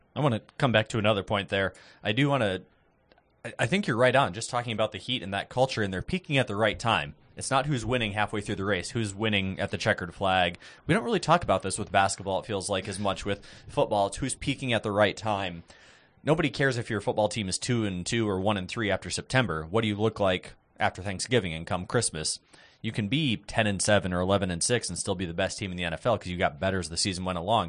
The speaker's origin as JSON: {"language": "English", "region": "Iowa", "country": "United States", "tie": "born or raised there", "said": "growing up in Iowa"}